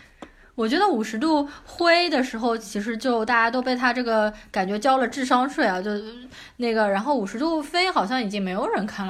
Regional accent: China; 然后作为华人。呃，中国人啊来说，这部片子呢，我们感觉好像

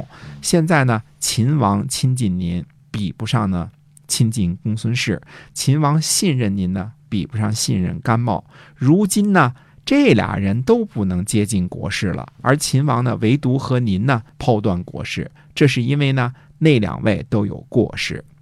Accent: China; 这就是你看，我们中国人读李白一句说

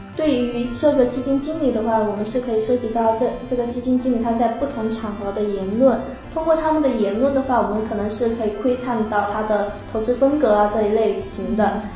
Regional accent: Wenzhou, Zhejiang, China; 我本身是温州人，这个普通话就是不太标准

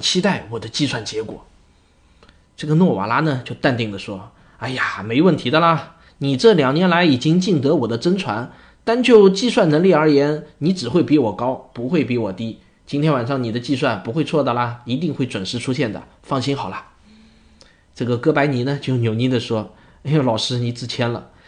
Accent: China; 要让我们中国人自己承认这一点

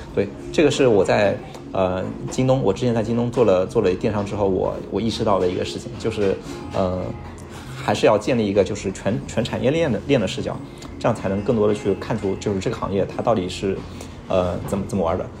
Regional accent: Hangzhou, Zhejiang, China; 我是，我是浙江人，我浙江杭州的，然后从小其实就喝农夫三全

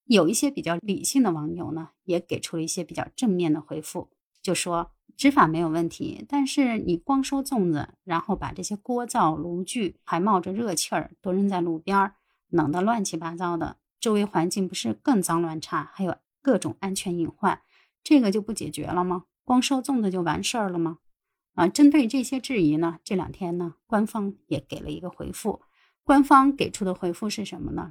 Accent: northern China, China; 作为一个北方人

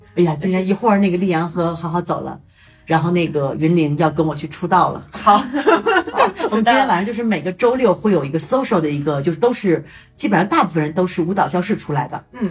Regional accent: China; also born or lived in Toronto; now in Mexico; 我们是中国人

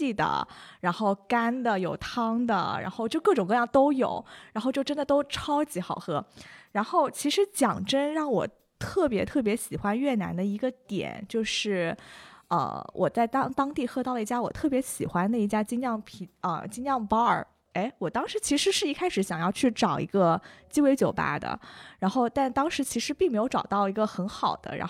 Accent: China; 那个服务员他是听说我是从中国来的

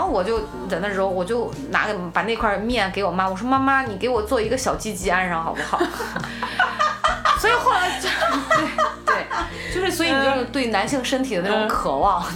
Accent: Shandong, China; 我山东人

